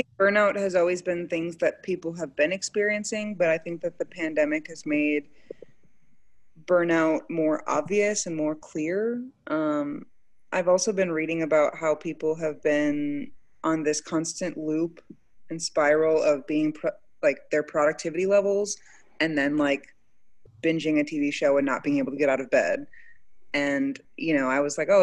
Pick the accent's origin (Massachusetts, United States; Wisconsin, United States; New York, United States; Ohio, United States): Wisconsin, United States; moved away as an adult; also born or lived in Baltimore, Maryland; now in Dallas, United States; I'm from Wisconsin, but I went to school.